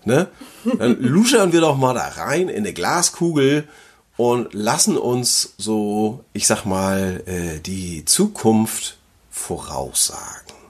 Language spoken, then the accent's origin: German; Flensburg, Schleswig-Holstein, Germany; hier bei uns in Flensburg